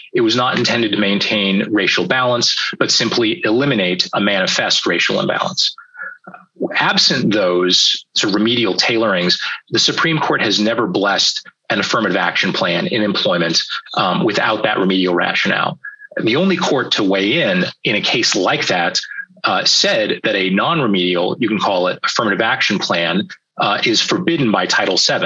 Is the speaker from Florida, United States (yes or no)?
no; California, United States; my home state of California's